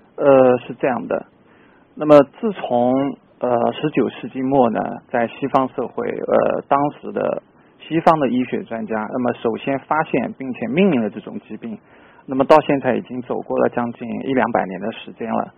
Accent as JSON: {"language": "Chinese", "country": "China", "said": "作为我们中国人来说，我们不可能完全 copy 他这种饮食风格"}